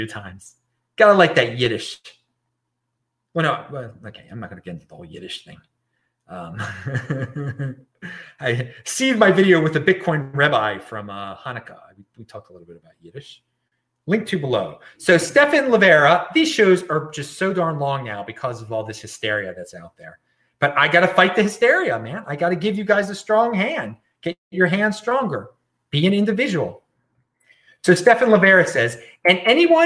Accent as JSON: {"language": "English", "region": "Maryland", "country": "United States", "said": "my home state of Maryland, which I'm very far away from right now. I'm in the opposite side of the country"}